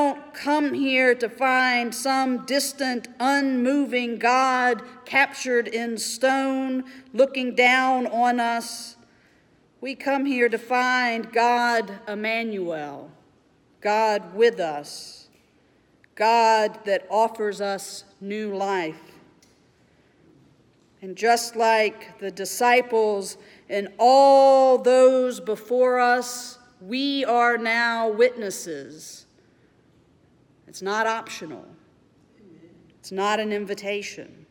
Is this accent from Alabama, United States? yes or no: yes; Mobile, Alabama, United States; growing up in Mobile, Alabama